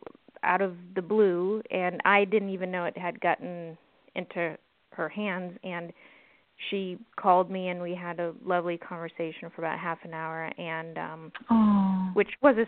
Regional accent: East Coast, United States; now in Los Angeles, United States; I'm originally from the East Coast, both the Southeast and Northeast

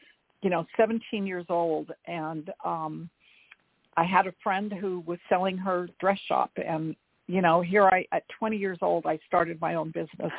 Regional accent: Los Angeles, California, United States; also born or lived in Albuquerque, New Mexico; I was born in Albuquerque, New Mexico, and I moved to Los Angeles when I was 8 years old

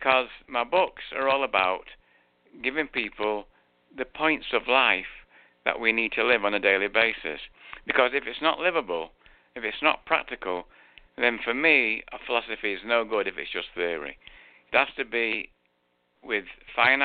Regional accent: Manchester, North West England, United Kingdom; accent: English; now in Florida, United States; I was born in Manchester. You can tell I've got an English accent

